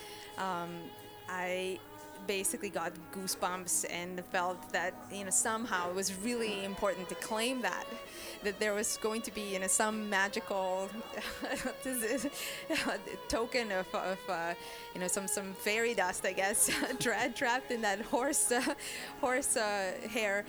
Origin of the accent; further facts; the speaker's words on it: Croatia; I grew up in Croatia